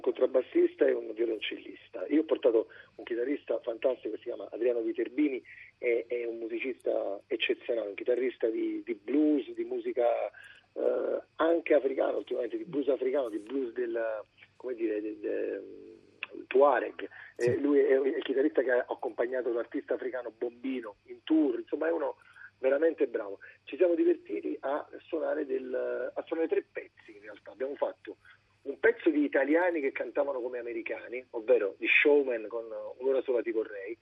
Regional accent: Naples, Campania, Italy; noi, come napoletani, come italiani

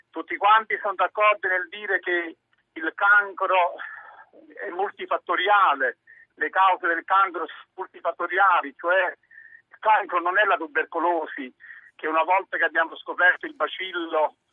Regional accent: Terra di Lavoro, Campania Felix, Italy; la mia terra è una terra a vocazione agricola, la mia terra è la campagna Felix, la mia terra è terra di lavoro, la mia terra non è industrializzata

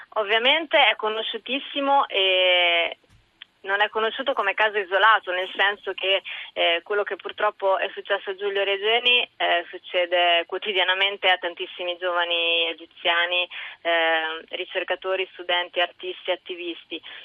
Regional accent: Italy; essendo nata e cresciuta in Italia, mi sento molto italiana

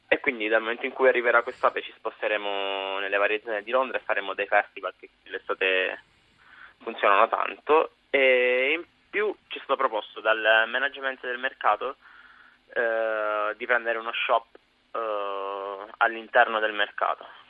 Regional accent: Pescara, Abruzzo, Italy; moved away as an adult; also born or lived in Sant'Antimo, Campania (family); now in London, United Kingdom; sono di Pescara

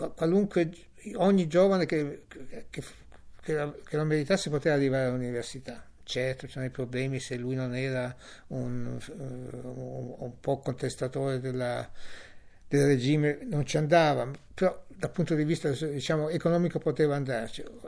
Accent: Italy; now in Germany; come giornalista italiano

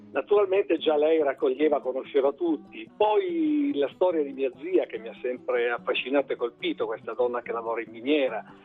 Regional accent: Brosso, Piedmont, Italy; ho avuto la fortuna di nascere in Val Chiusella, di vivere a Brosso, in un paese in cui la mia famiglia affonda le sue radici

